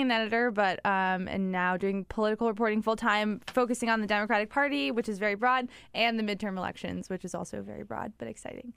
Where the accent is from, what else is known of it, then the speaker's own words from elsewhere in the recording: Midwest, United States; I'm from the Midwest. My family's a Midwestern family